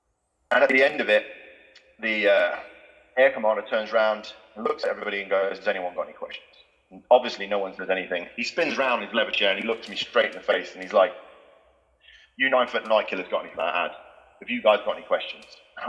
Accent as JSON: {"language": "English", "town": "Galway", "region": "Connacht", "country": "Ireland", "tie": "born there", "said": "You know, the family I grew up in, I was born in Galway. I think that's probably how we ended up talking. I grew up in an Irish family."}